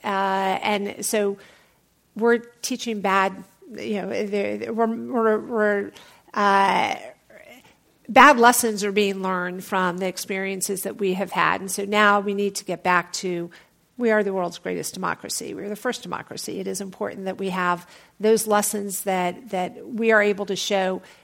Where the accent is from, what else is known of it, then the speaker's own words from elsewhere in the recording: Atlanta, Georgia, United States; I'm from Atlanta